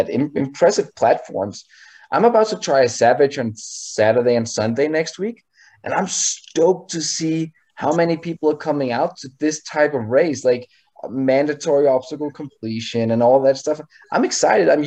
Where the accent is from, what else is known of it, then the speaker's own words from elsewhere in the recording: Canada; we're Canadian.